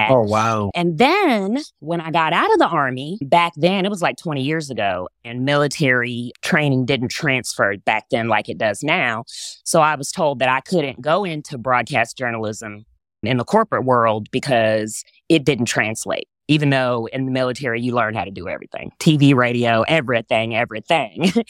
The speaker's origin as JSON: {"language": "English", "region": "Texas", "country": "United States", "tie": "born or raised there", "accent": "Southern", "said": "I grew up in Texas, so my natural accent is way more Southern than this."}